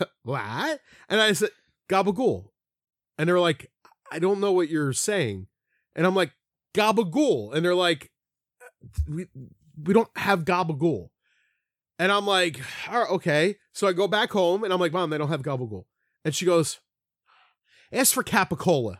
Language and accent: English; Philadelphia, Pennsylvania, United States; that's how I grew up saying it in Philly, at least my section of Philly.